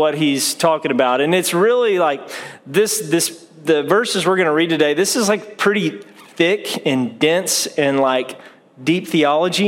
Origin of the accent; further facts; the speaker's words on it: Saginaw, Texas, United States; also born or lived in Haslet, Texas; I'm from Saginaw, Texas, is where I was born and raised up until about 94. Then we moved just north of there, kind of in Hassalett area. It's considered North Fort Worth.